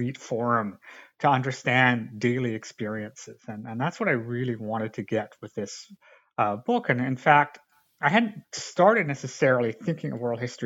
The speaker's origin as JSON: {"language": "English", "country": "Canada", "tie": "born or raised there", "said": "I grew up in Canada"}